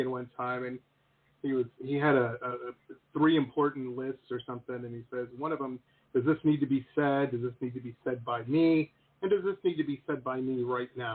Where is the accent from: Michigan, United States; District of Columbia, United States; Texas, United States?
Michigan, United States; Detroit; grew up in Detroit, Metro Detroit